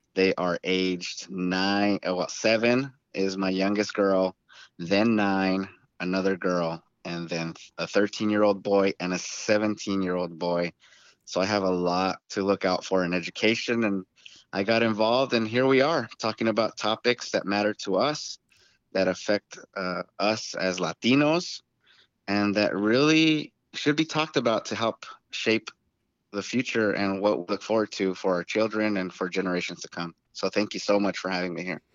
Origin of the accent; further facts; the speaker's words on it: Tucson, Arizona, United States; I was born and raised in Tucson, Arizona